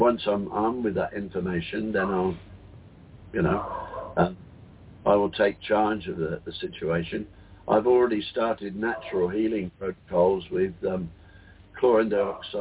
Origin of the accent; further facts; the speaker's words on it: Taplow, South East England, United Kingdom; now in Australia; I was born in the Canadian Red Cross Hospital in Taplow in Buckinghamshire